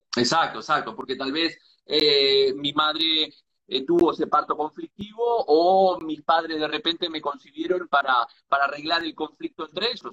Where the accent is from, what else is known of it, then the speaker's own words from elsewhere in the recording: Uruguay; now in Galicia, Spain; soy nacido en Uruguay, pero vivo en Galicia